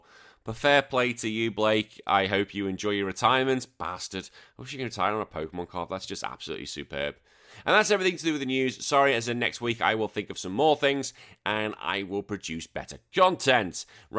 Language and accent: English; Canada; I'm Canadian and my team hasn't played yet, but have already lost the FIFA tour. It's hockey season.